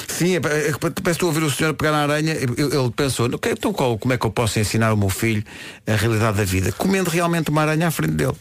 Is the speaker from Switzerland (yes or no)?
no; Lisbon, Portugal; eu sou aqui de Lisboa